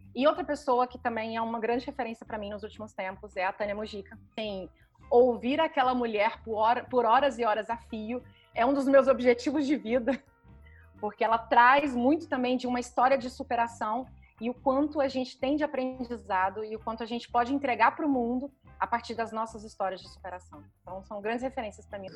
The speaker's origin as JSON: {"language": "Portuguese", "town": "Goiânia", "region": "Goiás", "country": "Brazil", "tie": "born or raised there", "said": "eu nasci em Goiânia, que apesar de ser a capital de Goiás, sempre foi e ainda continua até hoje uma cidade com ar interiorano"}